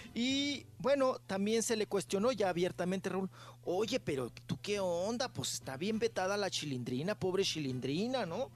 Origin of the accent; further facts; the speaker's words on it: Parral, Chihuahua, Mexico; now in Naucalpan, Mexico; en mi tierra, en Parral, Chihuahua